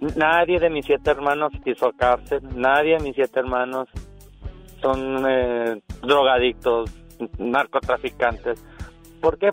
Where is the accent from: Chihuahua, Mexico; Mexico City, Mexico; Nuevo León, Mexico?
Chihuahua, Mexico; Ciudad Juárez; now in United States; Yo nací en Juárez.